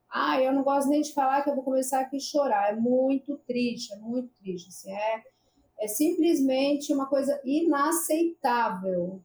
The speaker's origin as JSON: {"language": "Portuguese", "region": "São Paulo", "country": "Brazil", "moved": "yes", "lives_now": "Fernando de Noronha, Brazil", "said": "eu sou de São Paulo"}